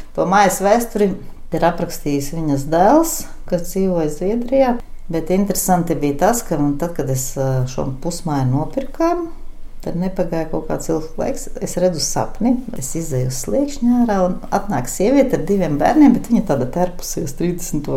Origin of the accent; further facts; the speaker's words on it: Jēkabpils, Jēkabpils Municipality, Latvia; Es esmu dzimusi, augusi Kruspelī, pilsētas daļā